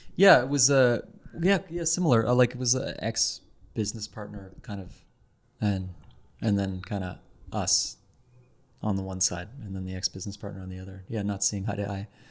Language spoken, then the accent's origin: English; Ottawa, Ontario, Canada; now in Montreal, Canada; I'm from Ottawa.